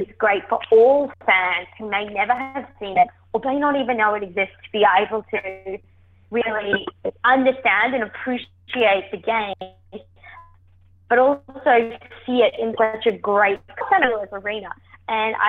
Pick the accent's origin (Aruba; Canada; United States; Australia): Australia; moved away; I am Australian